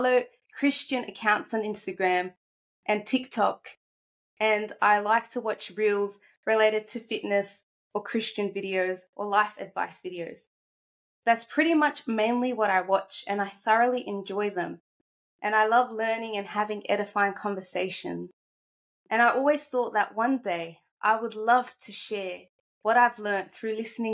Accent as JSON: {"language": "English", "country": "Australia", "tie": "born or raised there", "also_born_or_lived": "Egypt", "said": "I'm 24 years old from Australia, but I'm originally from Egypt. I've lived here since I was 7 in Australia"}